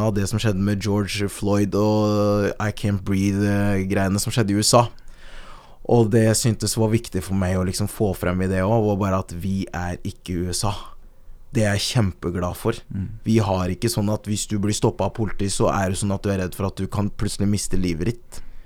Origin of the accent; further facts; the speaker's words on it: Øyer, Innlandet, Norway; also born or lived in Kenya; Jeg kommer fra Øyer